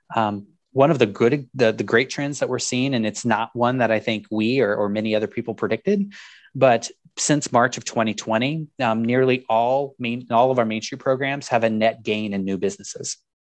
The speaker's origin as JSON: {"language": "English", "region": "Iowa", "country": "United States", "tie": "born or raised there", "also_born_or_lived": "Savannah, Georgia", "said": "my hometown community, a town of about twenty-five hundred"}